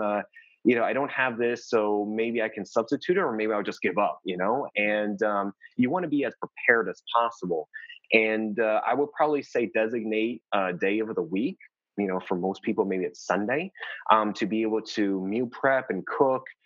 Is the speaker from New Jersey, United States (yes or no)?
yes; New Jersey, United States; I'm from New Jersey originally, so we can have really cold, uh, cold winters.